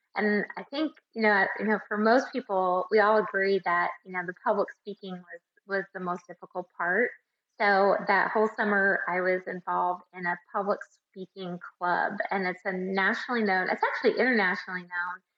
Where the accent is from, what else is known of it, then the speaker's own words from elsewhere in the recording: Tucson, Arizona, United States; I'm actually from Tucson and won Mrs. Tucson.